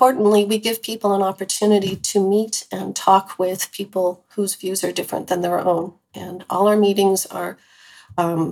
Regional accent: California, United States; we grew up together in California

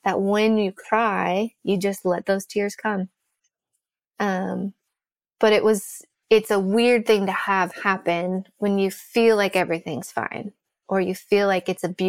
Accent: Salem, Oregon, United States; where I grew up outside of Salem.

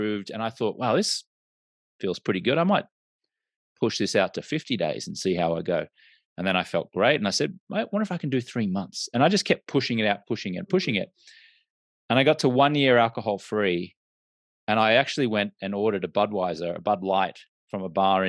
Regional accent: Australia; now in United States; I'm an Australian American and I grew up in an Australian culture where drinking was just the norm

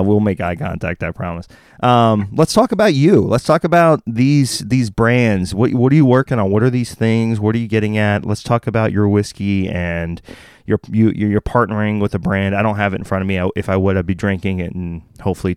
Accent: Waco, Texas, United States; also born or lived in Dallas, Texas; I'm from Texas. So I am a Lone Star brother. Dallas specific. I was born in Parkland Hospital

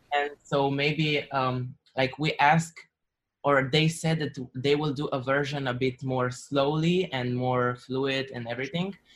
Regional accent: Slovenia; I come from Slovenia

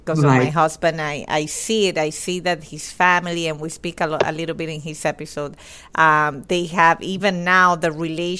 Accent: Venezuela; now in Miami, United States; I'm from Venezuela

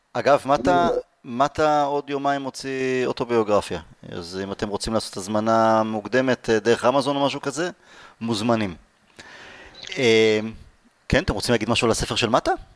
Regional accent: Israel; אנחנו יהודים, אנחנו ישראלים

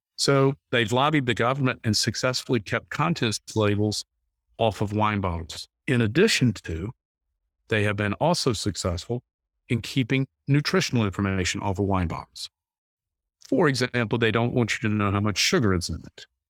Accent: North Carolina, United States; I grew up in North Carolina

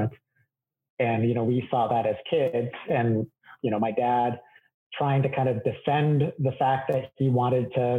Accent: Longview, Washington, United States; I grew up in a small town in Southwest Washington called Longview, Washington

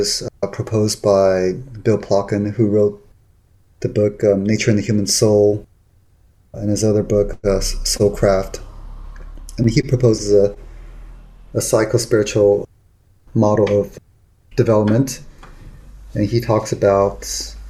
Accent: Taiwan; moved away; also born or lived in Los Angeles / San Francisco; I grew up in Taiwan, and then later I lived in Los Angeles, and then later in San Francisco.

